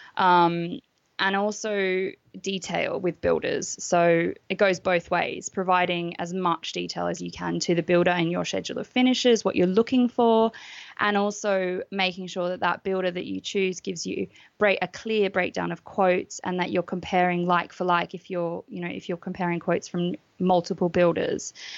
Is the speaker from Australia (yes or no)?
yes; Australia; moved away as an adult; now in United Kingdom; I'm Australian, um, and I moved to the UK in 2009